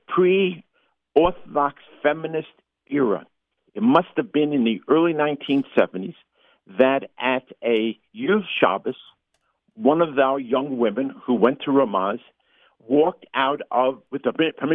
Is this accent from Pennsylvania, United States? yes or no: no; New York City, New York, United States; I grew up in Parkchester